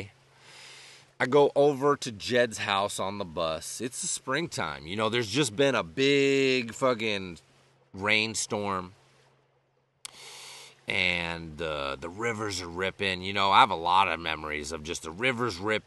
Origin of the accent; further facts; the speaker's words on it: Western Massachusetts, United States; When I was a kid growing up in Western Massachusetts in elementary school